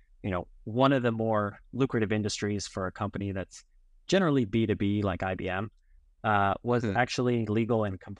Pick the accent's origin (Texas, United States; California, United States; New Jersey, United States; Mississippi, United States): California, United States; Los Angeles; moved away as an adult; also born or lived in Berkeley, California / New York City; now in Tel Aviv, Israel; So I was actually born and raised in Los Angeles, California.